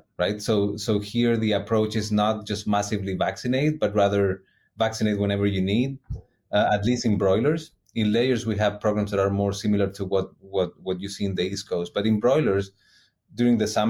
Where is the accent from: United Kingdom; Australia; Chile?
Chile; moved away as an adult; now in Davis, United States; I'm originally from South America.